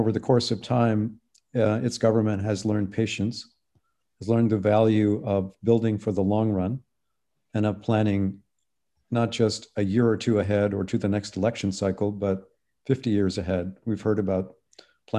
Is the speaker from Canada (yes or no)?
yes; Canada; now in United States; I'm Canadian